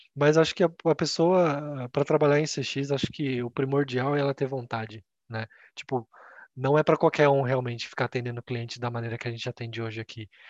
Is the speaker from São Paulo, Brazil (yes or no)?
yes; Campinas, São Paulo, Brazil; also born or lived in Japan / Ireland; eu sou de Campinas